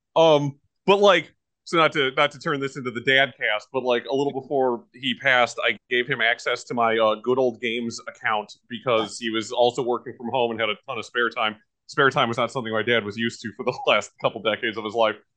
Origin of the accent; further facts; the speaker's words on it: United States; I am an American and I own Zillion.